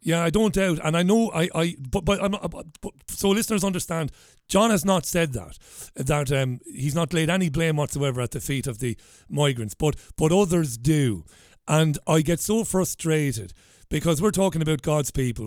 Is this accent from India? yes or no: no; Waterford, Munster, Ireland; I might as well say I'm from Waterford, but I come from Ballybeg in Waterford